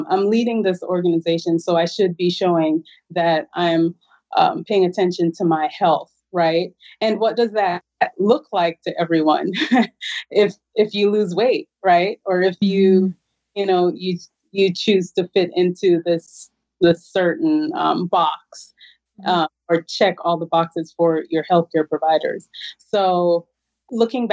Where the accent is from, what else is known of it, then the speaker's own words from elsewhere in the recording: Jamaica; moved away; I'm originally from Jamaica